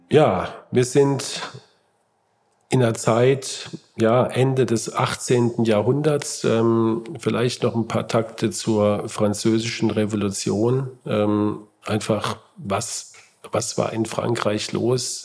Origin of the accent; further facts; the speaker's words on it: Heidelberg, Baden-Württemberg, Germany; meine Heimatstadt Heidelberg